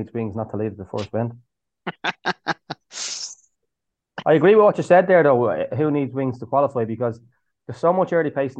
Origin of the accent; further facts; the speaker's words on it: Swords, Leinster, Ireland; my hometown here in Swords, although I'm a long way from Swords at the moment.